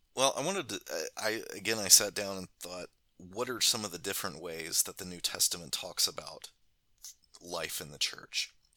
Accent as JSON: {"language": "English", "country": "United States", "said": "as an American"}